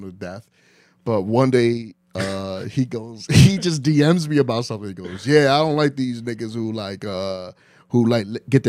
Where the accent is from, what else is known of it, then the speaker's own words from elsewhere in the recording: New York City, New York, United States; Like I didn't because I grew up in Spanish Harlem.